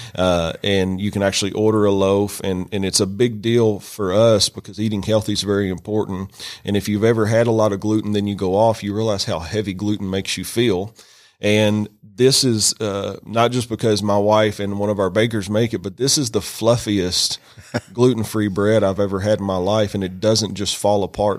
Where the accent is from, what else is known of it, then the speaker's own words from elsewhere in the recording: Western Kentucky, United States; moved away as an adult; now in Rome, United States; I'm from Kentucky originally